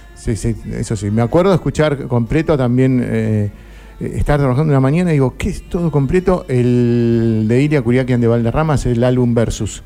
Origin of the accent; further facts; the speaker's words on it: Lomas de Zamora, Buenos Aires Province, Argentina; en mi tierra, que era en 91.1 en una radio de Lomas de Zamora